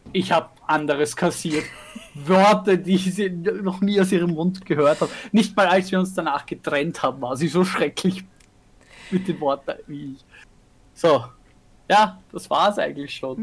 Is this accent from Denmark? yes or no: no; Vienna, Austria; bei uns in Wien